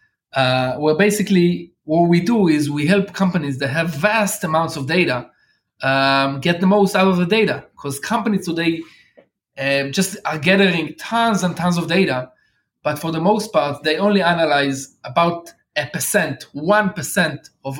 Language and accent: English; Israel; I've been blessed to born here in Israel